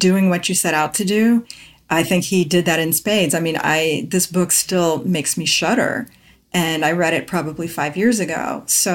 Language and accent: English; Kansas, United States; grew up partly in the Midwest, which is where I grew up. I'm from Kansas